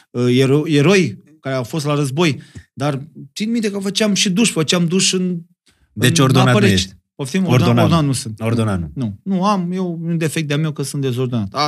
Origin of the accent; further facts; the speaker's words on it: Moldavia, Romania; accent: Moldovan; Am vorbit cu accentul meu de moldovean.